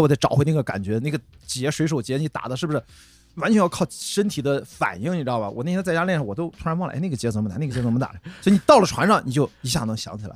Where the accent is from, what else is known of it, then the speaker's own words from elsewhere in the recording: Qingdao, Shandong, China; moved away; 我是在青岛长大啊， 就是青岛第一条马路那儿出生的中山路， 在青岛土著了